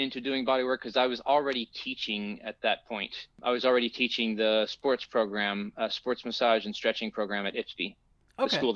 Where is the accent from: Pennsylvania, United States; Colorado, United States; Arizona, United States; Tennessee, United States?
Tennessee, United States; moved away as an adult; now in Los Angeles, United States; I'm originally from Tennessee, and I moved out here in 94 working in film